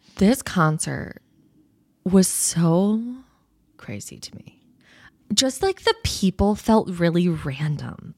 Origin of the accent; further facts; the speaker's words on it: United States; as an American person